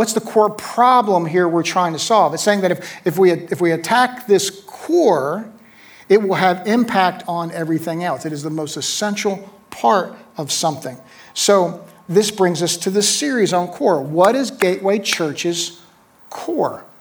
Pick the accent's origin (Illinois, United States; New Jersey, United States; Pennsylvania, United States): New Jersey, United States; Neptune; moved away as an adult; also born or lived in Atlanta, Georgia; I was born in 1964 in Neptune, New Jersey